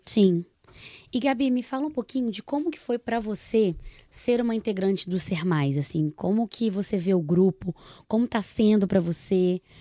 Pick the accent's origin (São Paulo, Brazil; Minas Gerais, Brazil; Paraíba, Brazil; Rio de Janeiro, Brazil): Minas Gerais, Brazil; Nova Lima; accent: mineiro; Eu venho de Nova Lima, sou mineira, acho que já deve ter reparado pelo sotaque